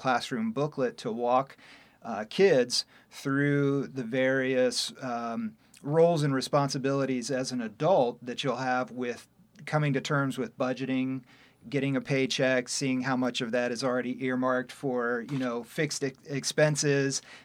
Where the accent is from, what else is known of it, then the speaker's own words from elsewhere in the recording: Kenton, Ohio, United States; also born or lived in Toledo, Ohio; I was born and raised in Kenton, Ohio